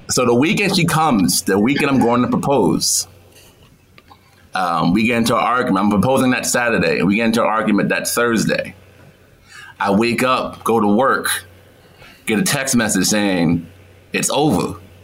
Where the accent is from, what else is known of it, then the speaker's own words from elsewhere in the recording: New York, United States; moved away as an adult; also born or lived in Atlanta; I'm from New York